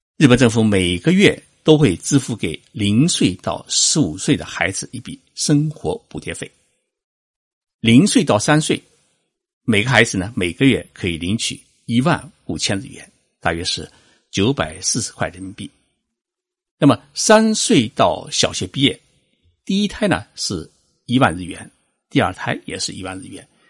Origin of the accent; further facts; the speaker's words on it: China; 我们中国人